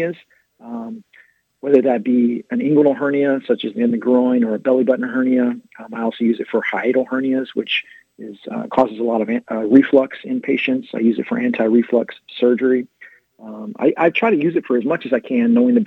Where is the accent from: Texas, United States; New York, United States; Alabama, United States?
Texas, United States; San Angelo; moved away as an adult; also born or lived in Fort Worth, Texas / Dayton, Ohio; now in Norman, United States; I grew up in West Texas, out in San Angelo